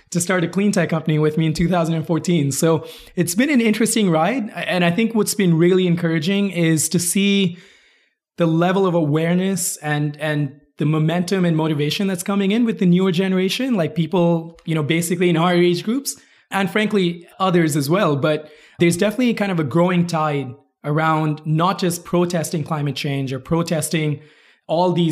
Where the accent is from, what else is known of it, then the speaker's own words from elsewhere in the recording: Kuwait; also born or lived in India; so I'm from India originally, uh, moved around a lot. I actually grew up in Kuwait. I moved out there when I was eight.